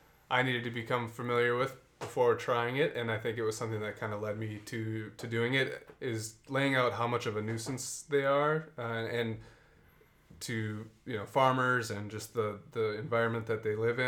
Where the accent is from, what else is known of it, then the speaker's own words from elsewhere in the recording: Minnesota, United States; from us Minnesotans